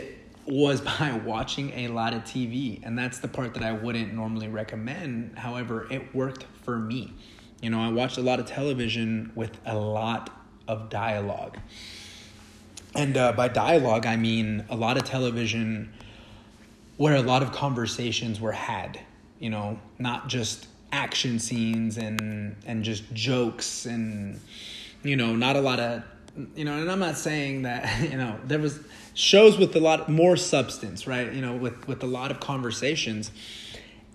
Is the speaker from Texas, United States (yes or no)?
yes; Dallas, Texas, United States; first language Spanish; English is a second language; now in Orange County, California, United States; growing up in Dallas, going to school in Dallas, everybody knew Spanish